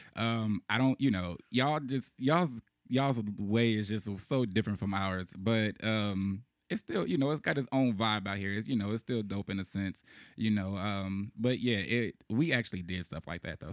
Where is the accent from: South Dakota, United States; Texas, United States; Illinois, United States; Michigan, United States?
Illinois, United States; Chicago; growing up in Chicago